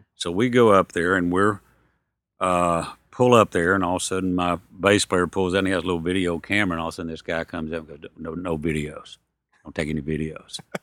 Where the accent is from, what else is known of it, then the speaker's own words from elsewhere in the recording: Soper, Oklahoma, United States; also born or lived in Hugo, Oklahoma; I was born in Hugo, Oklahoma, and I grew up in Soper, Oklahoma, which is, uh, eleven miles from Hugo.